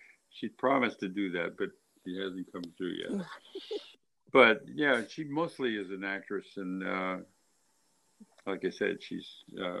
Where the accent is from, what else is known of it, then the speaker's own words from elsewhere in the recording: Detroit, Michigan, United States; moved away as an adult; now in Los Angeles, United States; I'm from Detroit. I grew up in Detroit, and I came out to Los Angeles in 1957.